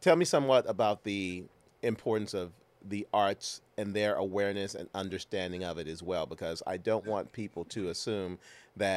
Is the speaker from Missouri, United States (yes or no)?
yes; St. Louis, Missouri, United States; I grew up in St. Louis, as you know. I went to Vashon High School